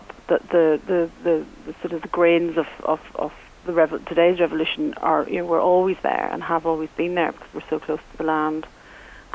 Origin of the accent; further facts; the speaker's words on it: Northern Ireland, United Kingdom; also born or lived in France; as I was growing up in Northern Ireland